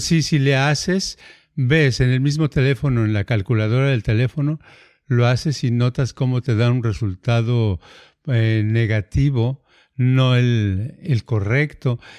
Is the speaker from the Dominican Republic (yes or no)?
no; Mexico; first language Spanish; now in United States; yo hablo español, soy mexicano